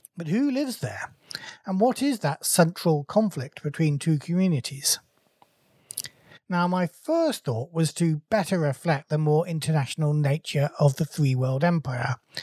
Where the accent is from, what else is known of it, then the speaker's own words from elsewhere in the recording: England, United Kingdom; as an Englishman